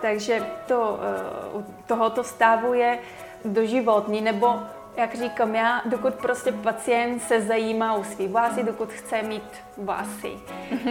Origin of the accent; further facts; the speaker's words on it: Bulgaria; Czech is a second language; moved away as an adult; now in Czech Republic; já jsem původem z Bulharska, asi už to cítí, že nejsem rodinným Čech